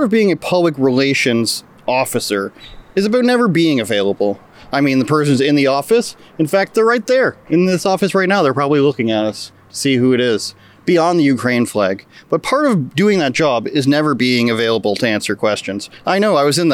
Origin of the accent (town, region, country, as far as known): Ajax, Ontario, Canada